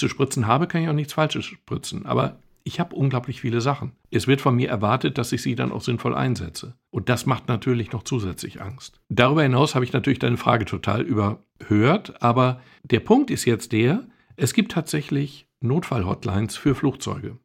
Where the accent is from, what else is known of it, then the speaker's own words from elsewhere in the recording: Germany; als Deutscher